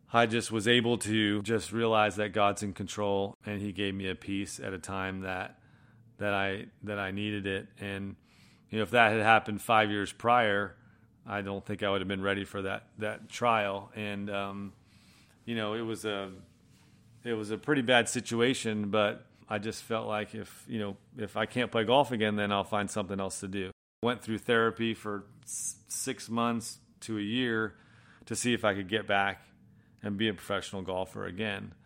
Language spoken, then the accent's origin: English; Manchester-by-the-Sea, Massachusetts, United States; moved away; also born or lived in Florida; I grew up in Boston, northeast, uh, of Boston, a little town called Manchester by the Sea